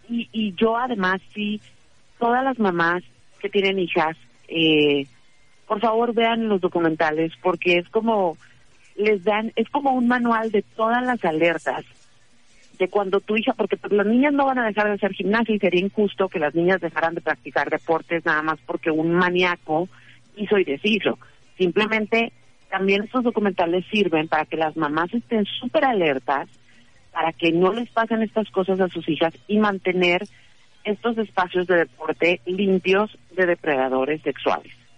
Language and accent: Spanish; northern Mexico, Mexico; somos de rancho, somos bien norteñas